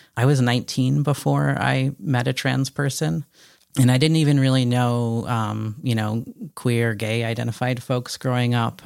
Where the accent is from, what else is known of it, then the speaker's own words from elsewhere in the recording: Connecticut, United States; I grew up in Connecticut and um, was born in '81